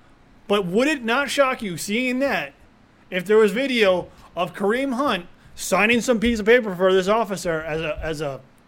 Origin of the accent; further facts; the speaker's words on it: Cleveland, Ohio, United States; Born and raised in Cleveland, Ohio, and it's frustrating to watch the Browns every single year.